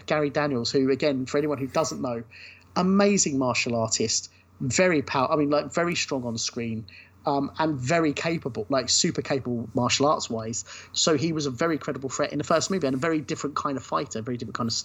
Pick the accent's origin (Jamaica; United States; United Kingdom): United Kingdom; Brighton, South East England; Brighton, which is my hometown